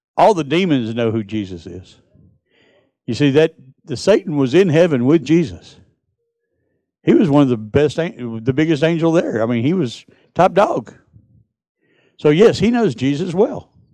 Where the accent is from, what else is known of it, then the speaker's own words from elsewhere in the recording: United States; I'm from Texas, Mississippi.